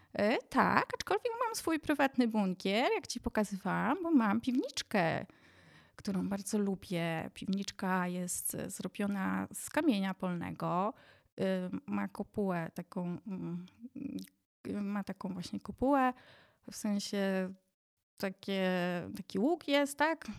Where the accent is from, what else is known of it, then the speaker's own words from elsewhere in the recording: Jedlicze, Subcarpathian Voivodeship, Poland; also born or lived in Dukla; now in Kaczawskie Mountains, Poland; wychowałam się w małym miasteczku na Podkarpaciu